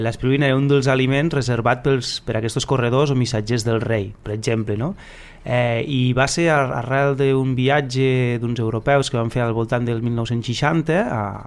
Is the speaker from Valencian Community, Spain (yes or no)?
no; Lleida, Catalonia, Spain; si som de Lleida